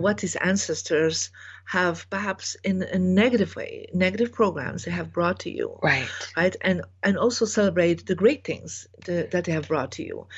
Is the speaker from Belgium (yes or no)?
yes; Belgium; I was born in Belgium